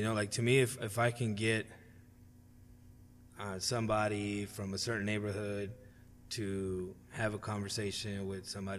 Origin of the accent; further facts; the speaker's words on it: Houston, Texas, United States; I'm from Houston